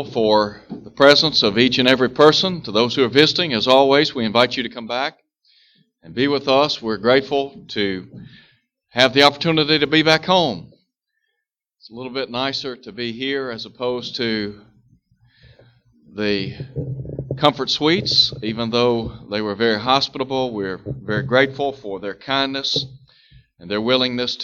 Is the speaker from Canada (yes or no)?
no; United States; we are citizens in the United States of America